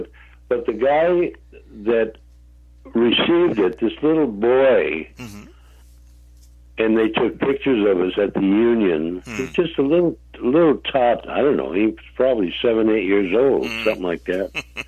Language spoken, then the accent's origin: English; Hartford, Connecticut, United States; also born or lived in Holyoke, Massachusetts; Then when I was about 6 or 7 years old, we moved to Hartford, Connecticut.